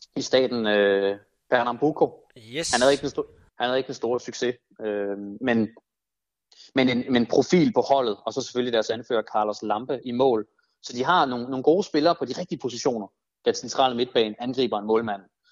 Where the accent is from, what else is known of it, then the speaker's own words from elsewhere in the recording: Denmark; som, som danskere, på den måde, man udtaler det på